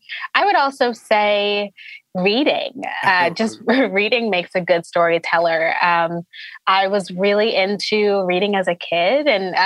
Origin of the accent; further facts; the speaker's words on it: Connecticut, United States; I'm from Connecticut.